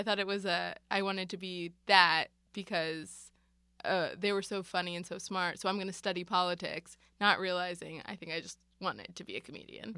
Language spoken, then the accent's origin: English; Marlton, New Jersey, United States; I grew up in South Jersey in a town called Marlton